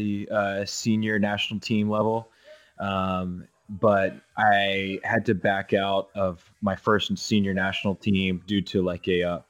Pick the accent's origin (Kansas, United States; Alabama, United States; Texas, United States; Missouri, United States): Texas, United States; So I'm from Texas